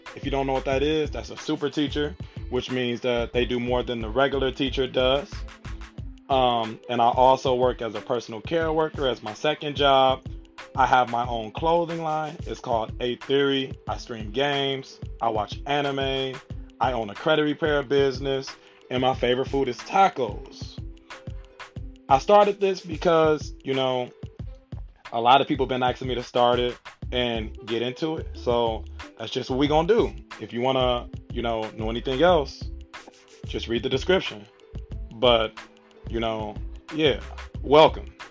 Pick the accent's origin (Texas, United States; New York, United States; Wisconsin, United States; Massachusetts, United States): Wisconsin, United States; Milwaukee; I'm from Milwaukee.